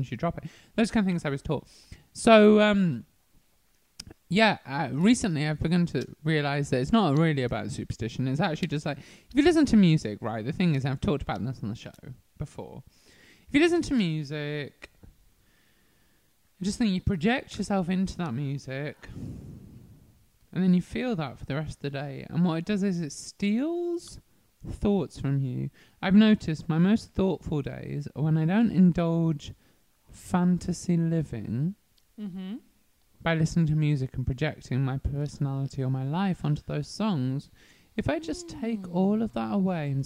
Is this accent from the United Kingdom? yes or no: yes; Worcestershire, West Midlands, United Kingdom; in my county, I'm from Worcestershire